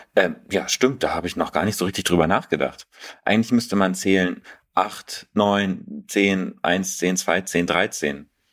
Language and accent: German; Berlin, Germany; mich als Berliner